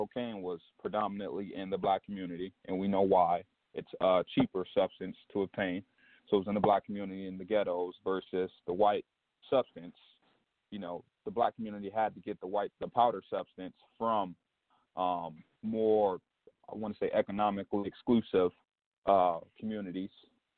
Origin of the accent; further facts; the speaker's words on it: Detroit, Michigan, United States; I'm from Detroit, Michigan